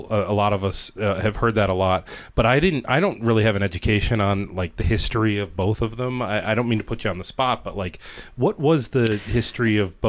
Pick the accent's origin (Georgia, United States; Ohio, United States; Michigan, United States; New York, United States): Ohio, United States; Northeast; now in Rochester, United States; So I'm from Northeast Ohio, so I grew up going to Playhouse Square.